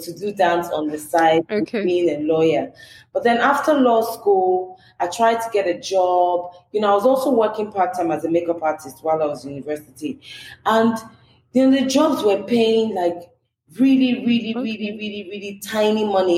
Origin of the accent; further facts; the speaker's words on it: Lagos, Nigeria; I was born in Lagos. I grew up in a very communal environment